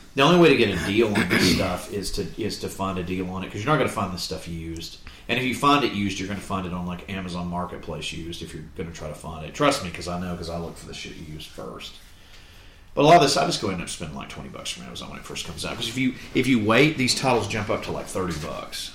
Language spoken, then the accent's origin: English; Florida, United States; growing up in Florida